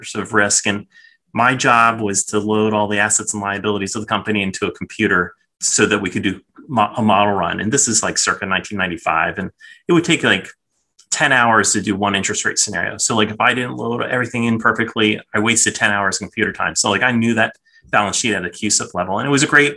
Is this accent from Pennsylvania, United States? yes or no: yes; Philadelphia, Pennsylvania, United States; now in Tampa, United States; I was born in Philadelphia. So when I was a kid, the Phillies were my team